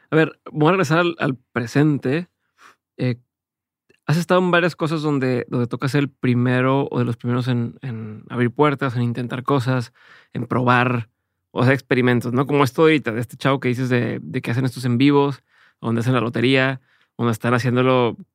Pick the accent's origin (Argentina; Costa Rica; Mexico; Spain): Mexico; La mayoría es, soy mexicano, y entonces lo hago en español y trabajo con marcas en español o mexicanas.